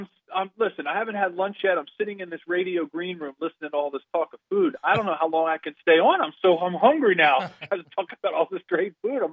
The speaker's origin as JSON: {"language": "English", "town": "Philadelphia", "region": "Pennsylvania", "country": "United States", "tie": "born or raised there", "said": "I grew up in Philly. I'm from Philly."}